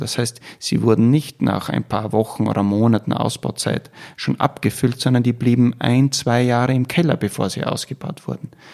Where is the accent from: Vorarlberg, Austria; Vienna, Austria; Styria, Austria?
Styria, Austria; bei uns in der Steiermark